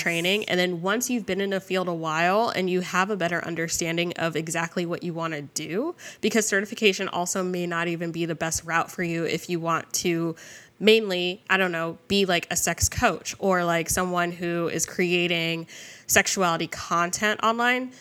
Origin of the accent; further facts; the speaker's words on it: New Jersey, United States; I grew up in Jersey